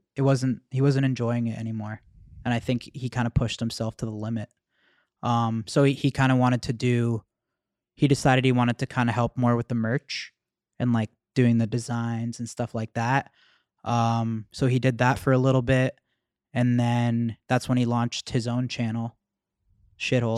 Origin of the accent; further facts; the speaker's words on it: Mississauga, Ontario, Canada; we're from Mississauga